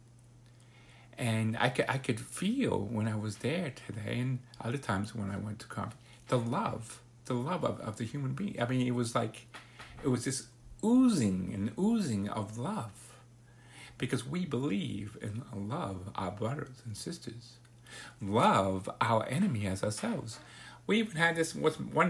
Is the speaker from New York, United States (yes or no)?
yes; New York City, New York, United States; also born or lived in Broward County, Florida; now in Florida, United States; I came from New York City.